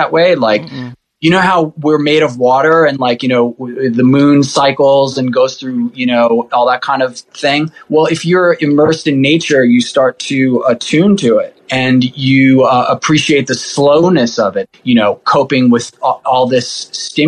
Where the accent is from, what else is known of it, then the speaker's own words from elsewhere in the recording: New York City, New York, United States; now in Upstate New York, United States; I grew up in Rockaway Beach.